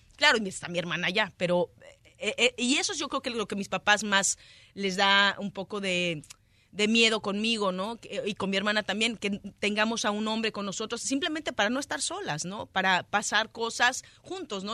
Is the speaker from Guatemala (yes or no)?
no; Mexico; now in Los Angeles, United States; Yo siendo mexicana, viviendo acá en Los Ángeles desde hace tanto tiempo